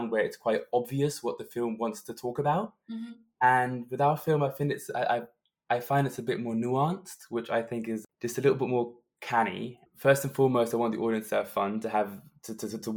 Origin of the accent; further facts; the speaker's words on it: Berlin, Germany; in my hometown, Berlin, to have a world premiere in your hometown is always something